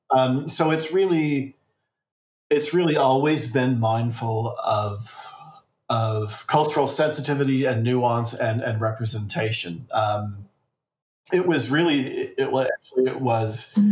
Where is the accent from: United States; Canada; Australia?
Australia; And, uh, you know, for woeful ignorance, which my home country is very renowned for.